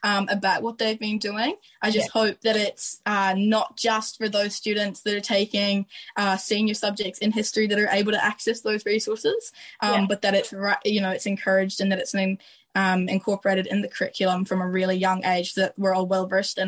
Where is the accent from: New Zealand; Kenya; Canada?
New Zealand; also born or lived in Ireland; I moved from Ireland to New Zealand when I was 7